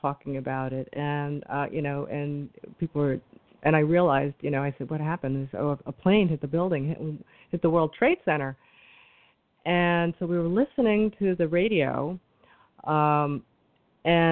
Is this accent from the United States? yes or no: yes; New York City, New York, United States; Now I'm a New Yorker